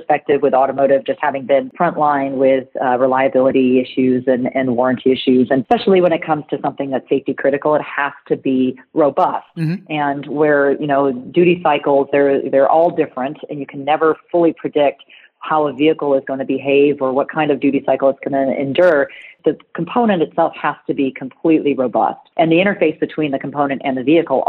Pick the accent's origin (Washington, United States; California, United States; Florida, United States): California, United States; moved away as an adult; I'm a girl from California, though, so I'm one of those rare transplants that went east